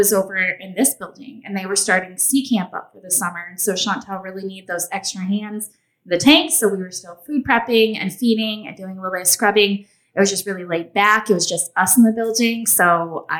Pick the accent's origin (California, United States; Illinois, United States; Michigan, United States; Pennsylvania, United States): Michigan, United States; moved away as an adult; now in Tybee Island, United States; I grew up in Michigan.